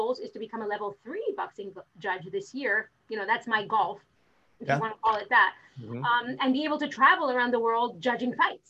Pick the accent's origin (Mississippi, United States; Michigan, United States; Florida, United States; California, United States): Florida, United States; Miami; So I am from Miami. I'm originally from Miami. I'm one of the 8 people left here in Miami that stayed and never went anywhere else.